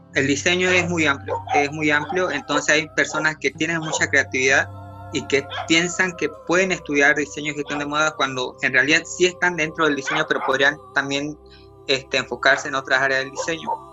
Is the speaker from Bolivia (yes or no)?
yes; Bolivia; now in Santa Cruz, Bolivia